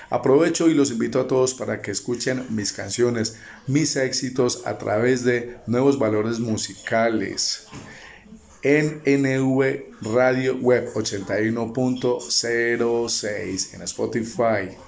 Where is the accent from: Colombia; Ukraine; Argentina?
Colombia; de Colombia, cantautor de música popular colombiana.